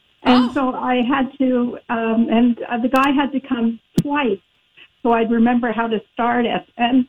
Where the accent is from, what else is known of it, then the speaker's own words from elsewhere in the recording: Canada; I'm from Canada